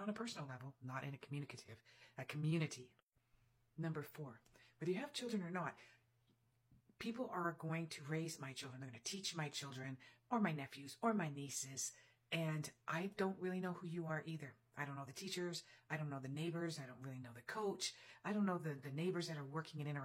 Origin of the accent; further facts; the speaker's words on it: Canada; I'm Canadian